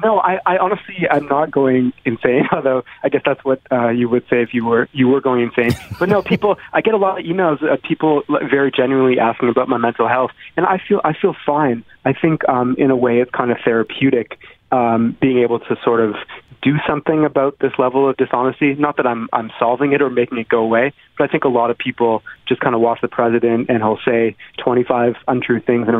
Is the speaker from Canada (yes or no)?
yes; Toronto, Ontario, Canada; now in Washington, United States; It's bad, but I'm from Toronto, right? So I'm used to it being terrible. I miss home.